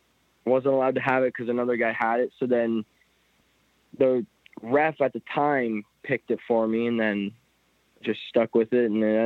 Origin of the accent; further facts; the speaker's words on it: Niagara Falls, Ontario, Canada; I was born in Niagara Falls, Ontario, right across the border.